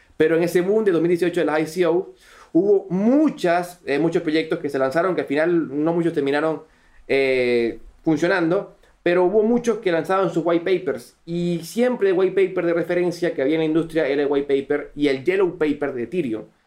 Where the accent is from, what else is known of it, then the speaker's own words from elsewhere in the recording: Venezuela; accent: Venezuelan; me encuentro en Venezuela, si lo podrán notar por mi acento, soy venezolano, todavía radico en Venezuela